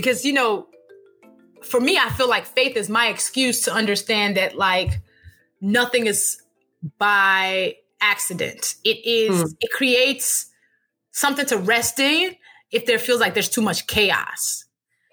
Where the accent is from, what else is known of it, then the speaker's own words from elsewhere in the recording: Chicago, Illinois, United States; also born or lived in Nigeria; now in New Orleans, United States; I'm from Chicago. I'm from Nigeria.